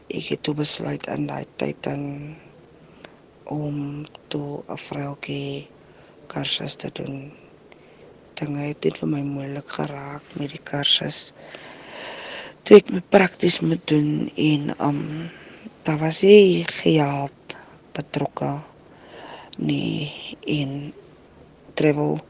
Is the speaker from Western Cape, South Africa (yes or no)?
yes; Stellenbosch, Western Cape, South Africa; now in Klapmuts, South Africa; Ek is van die Stellenbosch woonagtig in Klapmuts